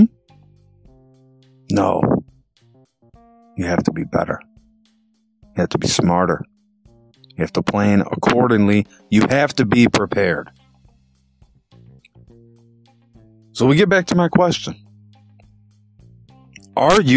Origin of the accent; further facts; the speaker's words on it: Illinois, United States; I'm from Illinois